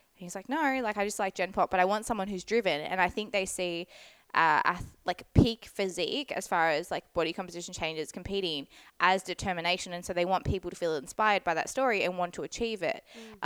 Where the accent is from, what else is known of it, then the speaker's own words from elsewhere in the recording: Scarborough, Western Australia, Australia; now in New South Wales, Australia; my hometown. So in Scarb. So definitely my old stomping ground